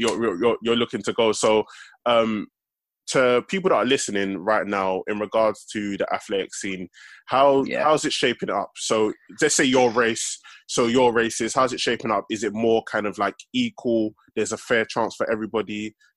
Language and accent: English; Stratford, London, United Kingdom; I'm from Stratford, innit?